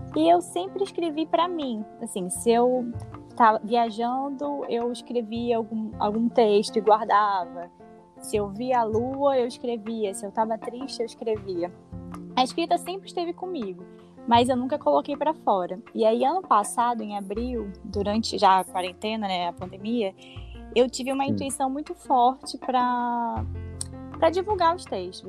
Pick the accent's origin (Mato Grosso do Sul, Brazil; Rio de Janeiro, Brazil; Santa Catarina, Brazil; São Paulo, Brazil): Rio de Janeiro, Brazil; moved away as an adult; also born or lived in Baixada Fluminense / Belém / Brasília; eu sou do Rio, sou carioca